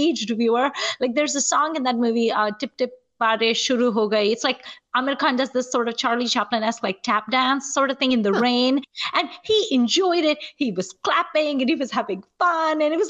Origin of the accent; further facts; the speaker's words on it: Nigeria; I grew up in Nigeria and we did not really have movie theaters